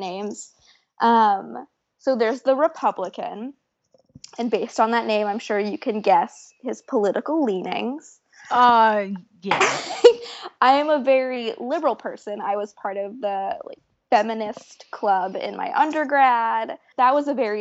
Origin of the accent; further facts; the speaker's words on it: Florida, United States; I grew up in Florida